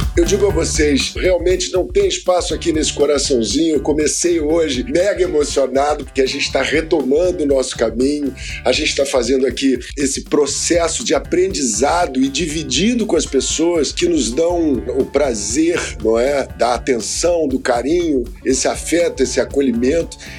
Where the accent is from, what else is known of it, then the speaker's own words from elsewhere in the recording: Mogi das Cruzes, São Paulo, Brazil; Eu sou lá de, de Mogi das Cruzes, né? E passei a minha infância ali